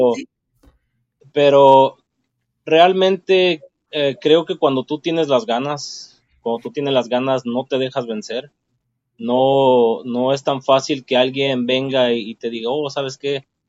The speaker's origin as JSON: {"language": "Spanish", "town": "Ciudad Guzmán", "region": "Jalisco", "country": "Mexico", "also_born_or_lived": "Utah", "moved": "as an adult", "lives_now": "Los Angeles, United States", "said": "Puedo decir que soy mexicano del estado de Jalisco"}